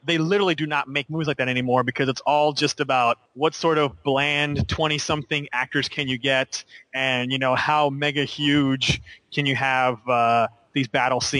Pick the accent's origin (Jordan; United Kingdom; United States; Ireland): United States; we Americans